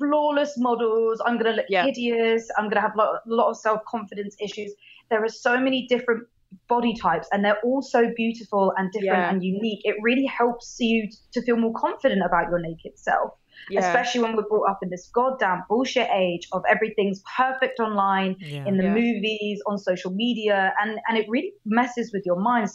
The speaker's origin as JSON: {"language": "English", "country": "United Kingdom", "said": "we are both British"}